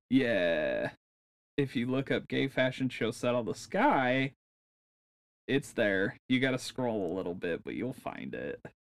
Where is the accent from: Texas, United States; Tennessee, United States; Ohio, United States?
Ohio, United States; Northwest; we're in California, we're from Northwest Ohio